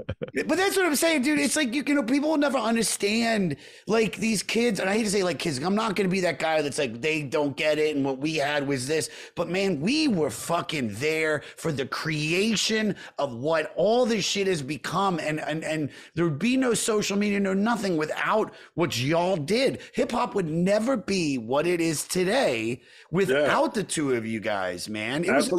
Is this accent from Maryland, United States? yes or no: yes; Montgomery County, Maryland, United States; We grew up in Montgomery County, Maryland.